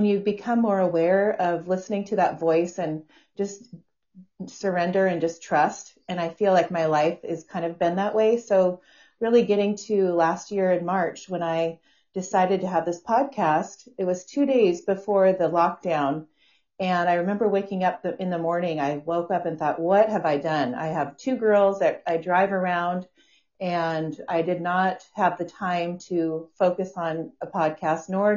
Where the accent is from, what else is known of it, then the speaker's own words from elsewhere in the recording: Washington, United States; now in San Diego, United States; I live in San Diego. I was raised up in Washington State